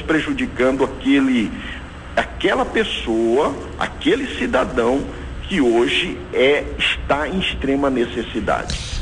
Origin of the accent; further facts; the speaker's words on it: Brazil; nós como brasileiros